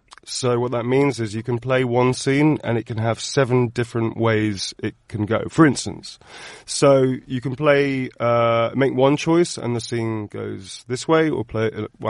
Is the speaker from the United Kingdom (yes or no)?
yes; Birmingham, West Midlands, United Kingdom; I grew up in Birmingham, and I did not like my own accent.